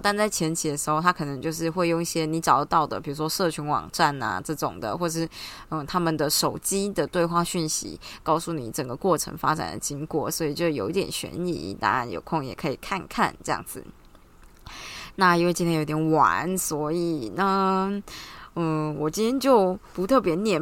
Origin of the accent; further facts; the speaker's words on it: Taiwan; 我们就台湾人嘛，喜欢小确幸